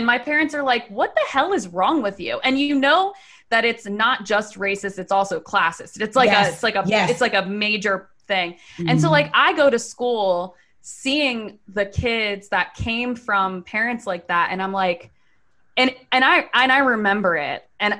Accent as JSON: {"language": "English", "town": "Laurel", "region": "Maryland", "country": "United States", "said": "Okay, so I'm from Laurel, Maryland, which if you're not from Maryland, it's a pretty big, I mean, it's like a pretty big town."}